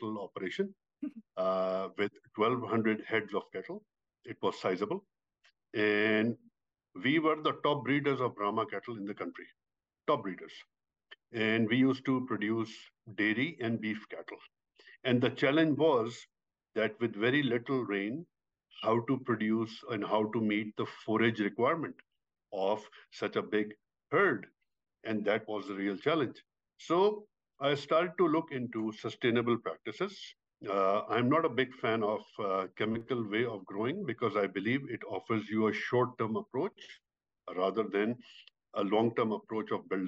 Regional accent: Pakistan; moved away; I am originally from Pakistan. I grew up in a very, very rural community in Pakistan

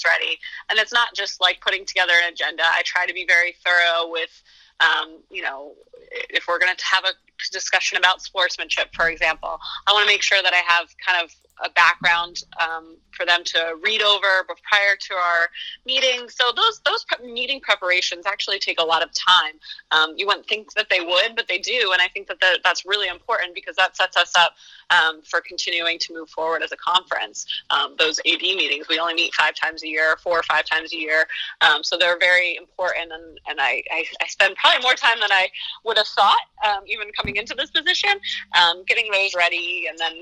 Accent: Berwick, Pennsylvania, United States; I grew up in the Berwick area, so I was familiar with Marywood prior to my arrival because of its location close to my hometown

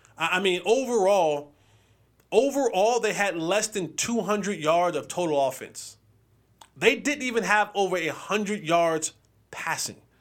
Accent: United States; I'm an American. I'm an American

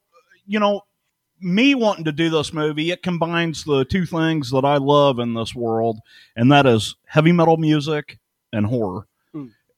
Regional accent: St. Louis, Missouri, United States; I grew up in St. Louis, Missouri.

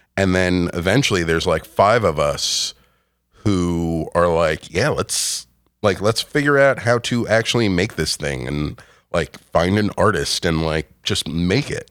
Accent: Rockland County, New York, United States; moved away as an adult; also born or lived in Westchester, New York / Rhinebeck, New York; I grew up in Rockland County

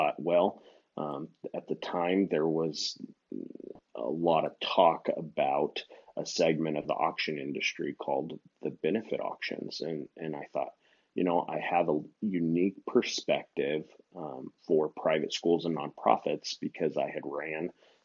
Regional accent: Phoenix, Arizona, United States; I grew up in an auction barn because, as you know, my stepmom ran an auction barn, a livestock auction barn here in the Phoenix metro area

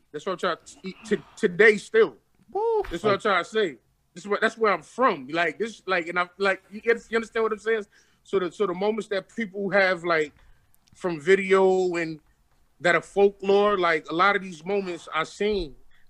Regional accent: Bed-Stuy, New York, United States; Grow up, literally, like I grew up in Bed-Stuy, man.

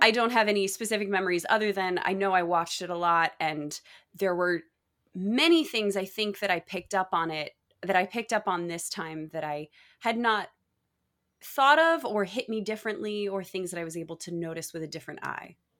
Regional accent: Texas, United States; also born or lived in Michigan; I was born in Michigan, but I lived in Texas for the majority of my growing up years

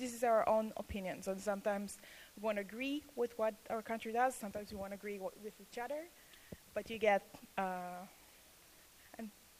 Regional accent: Israel; accent: Israeli; English is a second language; moved away as an adult; now in Akron-Canton, United States; I have an Israeli accent

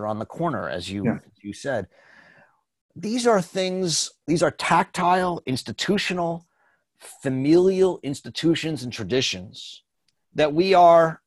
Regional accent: United States; I'm an American

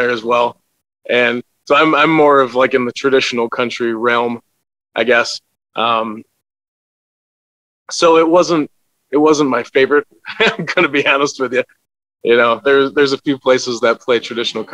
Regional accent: Wisconsin, United States; I'm from a little town called Chopier, Wisconsin

